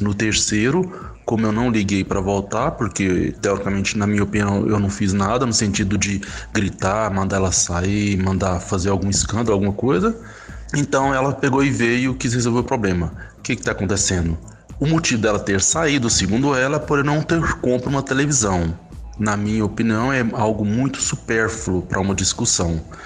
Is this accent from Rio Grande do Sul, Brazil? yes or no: no; Goiânia, Goiás, Brazil; sou de Goiânia